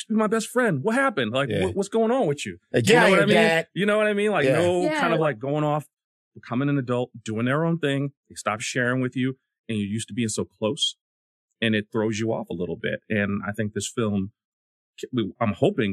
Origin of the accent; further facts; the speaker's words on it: New York, United States; I'm actually from New York